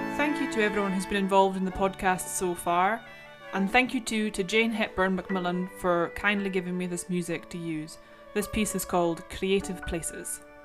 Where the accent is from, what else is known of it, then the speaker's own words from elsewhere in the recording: Isle of Lewis, Scotland, United Kingdom; first language Scottish Gaelic; English is a second language; predominantly my home island community. My mother tongue is Scottish Gaelic